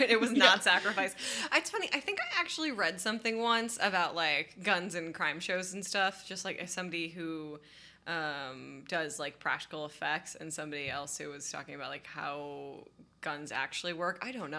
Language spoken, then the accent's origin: English; Detroit, Michigan, United States; I grew up in Detroit.